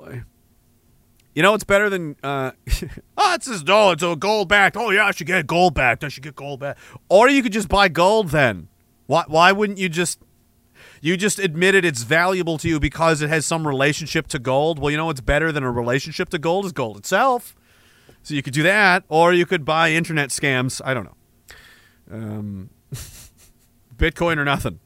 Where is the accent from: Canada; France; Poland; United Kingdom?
Canada; East Coast, Atlantic Canada; I'm from the East Coast.